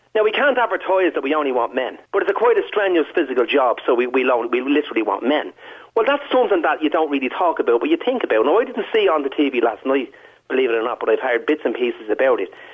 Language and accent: English; Dublin, Leinster, Ireland; accent: Dublin; my parents are from the Liberties and I'm Crumlin